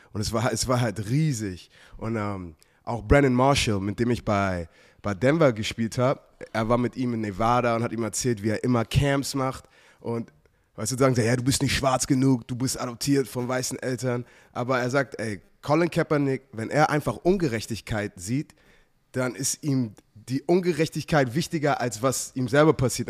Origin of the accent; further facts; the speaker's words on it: Germany; also born or lived in United States; als ich aufgewachsen bin, weißt du, in, in, in Deutschland war, war ich Amerikaner und Amerika bin ich, bin ich, bin ich Deutscher